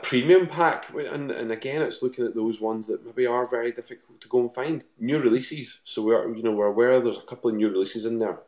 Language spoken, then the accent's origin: English; Lanark, Scotland, United Kingdom; moved away; also born or lived in Northern Ireland; I'm originally from a place just outside of uh, just outside of Lanark. So the closest town to me is Lanark.